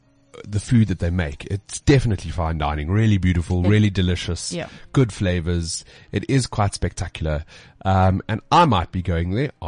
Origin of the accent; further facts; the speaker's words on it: South Africa; accent: South African; our accent sounds pretty cool. And it's the weirdest thing how, as South Africans, we can just put ourselves down.